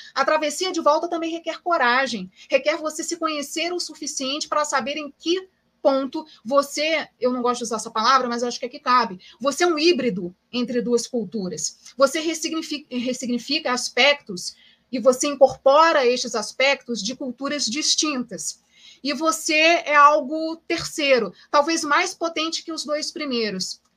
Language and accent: Portuguese; Brazil; viver com essa identidade sendo brasileira